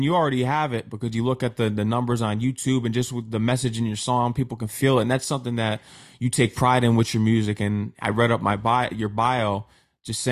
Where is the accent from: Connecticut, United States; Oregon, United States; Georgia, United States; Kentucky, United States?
Connecticut, United States; I'm from Connecticut.